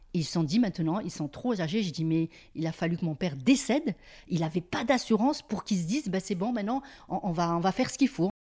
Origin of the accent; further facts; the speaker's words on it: Mouans-Sartoux, Provence-Alpes-Côte d'Azur, France; quand on était au camp